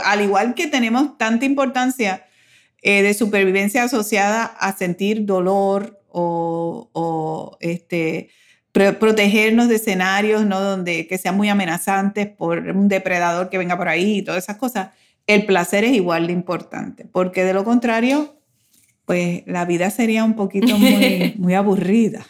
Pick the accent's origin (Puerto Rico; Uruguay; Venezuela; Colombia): Puerto Rico; moved away as an adult; also born or lived in United States; para nosotros los puertorriqueños, el migrar a los Estados Unidos tiene una doble connotación